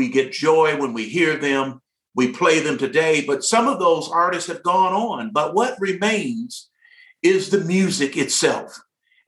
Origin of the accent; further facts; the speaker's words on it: Detroit, Michigan, United States; I'm a product of Detroit, Michigan, of the city of Detroit, and attended school there at a great high school, Cass Technical High